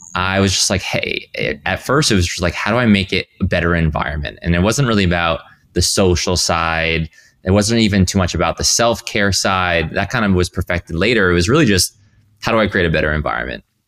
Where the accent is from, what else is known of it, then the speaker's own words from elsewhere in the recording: Rhode Island, United States; moved away; I grew up in Rhode Island.